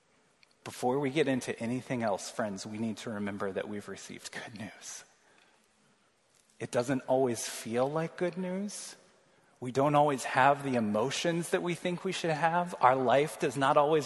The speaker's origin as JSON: {"language": "English", "region": "Missouri", "country": "United States", "moved": "yes", "lives_now": "North Liberty, United States", "said": "I'm from Missouri"}